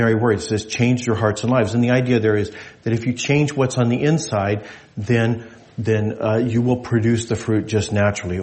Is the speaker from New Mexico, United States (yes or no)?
yes; New Mexico, United States; now in Alaska, United States; I grew up in New Mexico